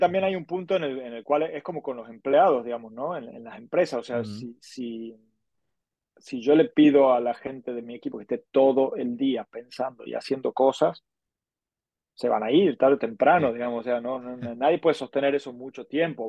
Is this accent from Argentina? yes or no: yes; Argentina; moved away as an adult; now in Barcelona, Spain; soy argentino, como ya habrán deducido, pero llevo ya 18 años viviendo en Barcelona